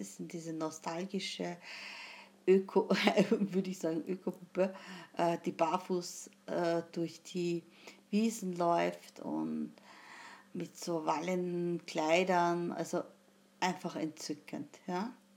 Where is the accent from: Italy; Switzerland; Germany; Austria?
Austria; wie man sagt bei uns in Österreich